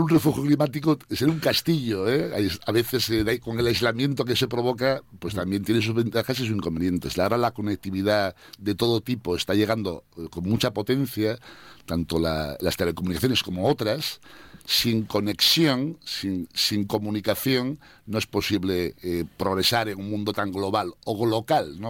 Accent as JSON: {"language": "Spanish", "region": "Asturias", "country": "Spain", "moved": "yes", "said": "como asturiano"}